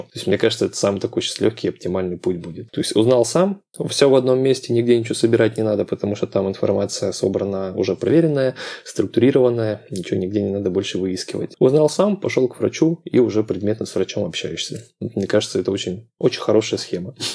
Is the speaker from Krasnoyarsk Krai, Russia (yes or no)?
yes; Krasnoyarsk, Krasnoyarsk Krai, Russia; now in Moscow, Russia; приезжаю в родной город из Москвы в Красноярск